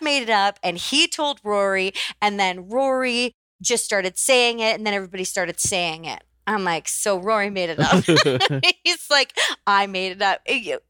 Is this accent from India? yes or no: no; Langley, British Columbia, Canada; also born or lived in Chilliwack / Vancouver; I grew up in Langley, British Columbia.